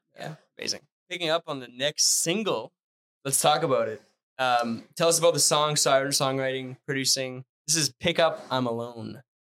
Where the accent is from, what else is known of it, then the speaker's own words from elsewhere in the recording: Northern Ontario, Canada; first language French; English is a second language; I'm from Northern Ontario